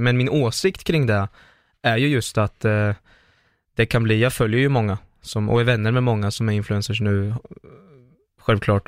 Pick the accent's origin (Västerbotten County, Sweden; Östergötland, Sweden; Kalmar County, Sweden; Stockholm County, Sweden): Östergötland, Sweden; Linköping; Jag är från Linköping, jag är 26 år nu